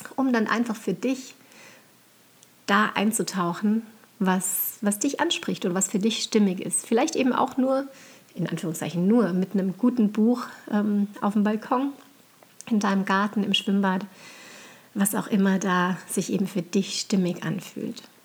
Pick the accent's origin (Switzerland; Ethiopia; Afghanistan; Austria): Austria; St. Johann in Tirol, Tyrol; now in Upper Franconia, Germany; meiner Heimatregion St. Johann in Tirol